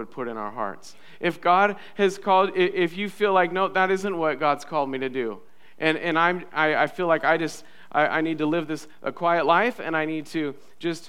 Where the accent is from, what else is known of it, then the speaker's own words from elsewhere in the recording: United States; us as American citizens